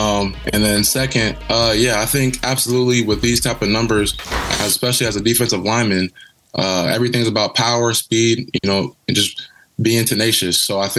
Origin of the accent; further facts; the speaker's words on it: Kansas City, Missouri, United States; growing up in Kansas City, always having the dream of you know, hopefully someday taking my talents from Northwestern, you know, to help me get drafted in front of my city.